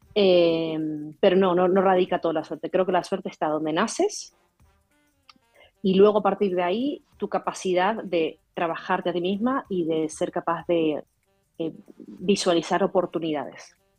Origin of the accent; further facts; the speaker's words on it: Argentina; moved away; yo soy argentina, ¿no? Y, tuvimos que emigrar en su momento por la situación política que hubo en el 2021 con el, 2001 con el corralito